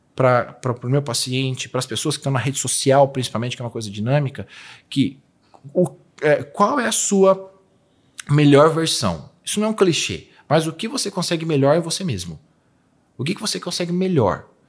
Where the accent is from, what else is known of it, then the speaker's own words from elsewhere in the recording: Poços de Caldas, Minas Gerais, Brazil; moved away; also born or lived in Alfenas; Eu nasci em Posto de Caldas. Eu sou de Minas